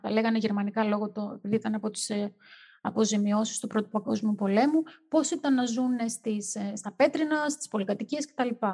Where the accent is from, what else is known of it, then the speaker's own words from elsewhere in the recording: Greece; είμαστε Έλληνες